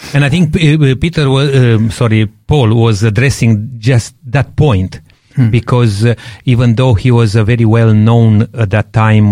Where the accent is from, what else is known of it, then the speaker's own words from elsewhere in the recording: Romania; moved away; growing up in Romania